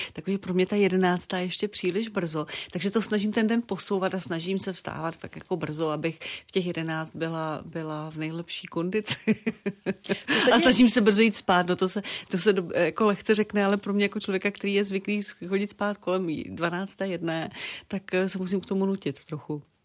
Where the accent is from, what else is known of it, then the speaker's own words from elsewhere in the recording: Zlín Region, Czechia; now in Prague, Czechia; já pocházím ze Zlínska, takže tam je, nejenom, že tam jezdím, já jsem tam prostě doma, já tam mám kořeny